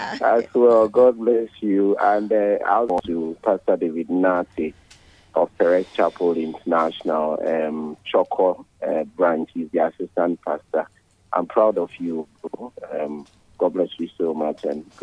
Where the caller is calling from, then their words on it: Pune, Maharashtra, India; I'm calling from Pune this morning.